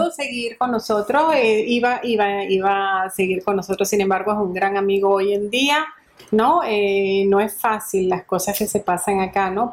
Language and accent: Spanish; Venezuela; moved away as an adult; now in Rome, Italy; la patrona nuestra de Venezuela